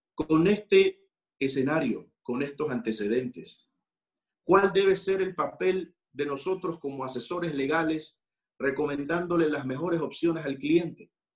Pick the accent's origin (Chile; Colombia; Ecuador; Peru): Ecuador; muchos de los ecuatorianos, soy ecuatoriano